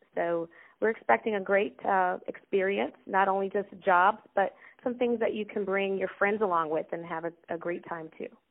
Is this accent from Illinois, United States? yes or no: yes; Chicago, Illinois, United States; I am Chicago native. Um, I was born on the South Side, um, and uh, I currently live in the Chicagoland area too